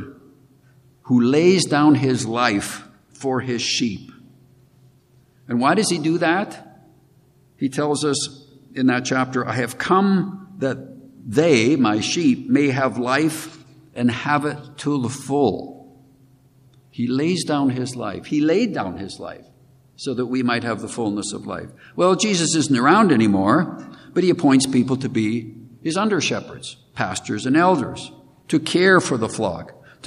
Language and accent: English; Regina, Saskatchewan, Canada; moved away; I grew up in Regina, Saskatchewan